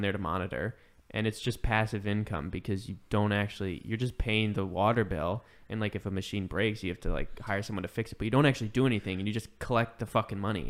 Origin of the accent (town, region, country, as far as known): Chicago, Illinois, United States